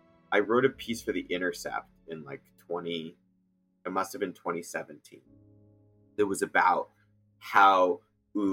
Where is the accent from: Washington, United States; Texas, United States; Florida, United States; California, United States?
California, United States; outside Silicon Valley, Northern; also born or lived in Egypt; I'm from Northern California. I grew up outside of Silicon Valley